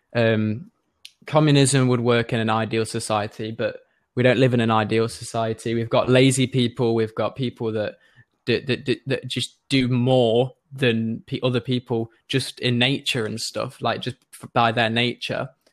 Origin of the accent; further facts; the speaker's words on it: Nottingham, East Midlands, United Kingdom; I'm from Nottingham